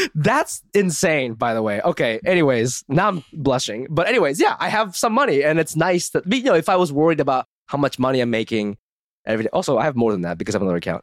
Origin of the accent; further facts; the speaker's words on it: Ohio, United States; moved away; I grew up in Ohio